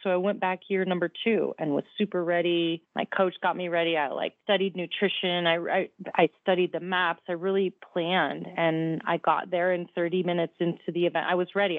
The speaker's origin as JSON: {"language": "English", "town": "Downers Grove", "region": "Illinois", "country": "United States", "tie": "born or raised there", "said": "I grew up in Downers Grove, Illinois, in the suburbs"}